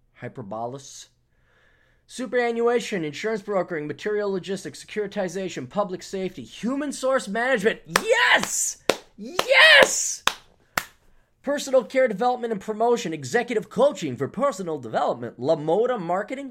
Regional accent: United States; as an American

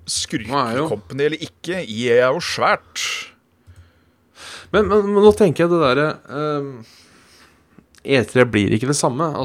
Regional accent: Norway; Nei, for, for oss hjemme i Norge så...

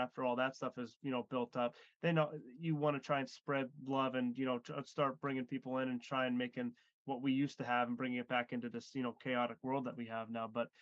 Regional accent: Erie, Pennsylvania, United States; We live in Erie and we're from Erie as well

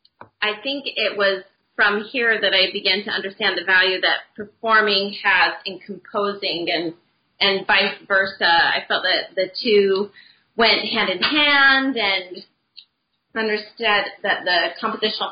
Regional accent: Utah, United States; where I grew up in Utah

